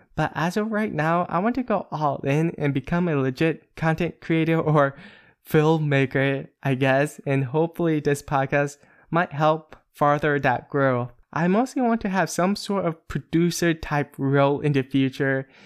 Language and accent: English; Pennsylvania, United States; moved away as an adult; now in Northern California, United States; I am originally from a small town in Pennsylvania and moved to Northern California area.